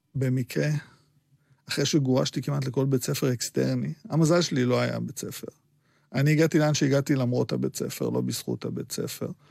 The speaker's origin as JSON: {"language": "Hebrew", "town": "Petah Tikva", "region": "Central District", "country": "Israel", "tie": "born or raised there", "also_born_or_lived": "Baghdad, Iraq / Netanya", "second_language": "Hebrew", "said": "אני גם גדלתי במקום אה, מאוד מאוד מאוד אה, מופרד, סגרגטיבי, פתח תקווה"}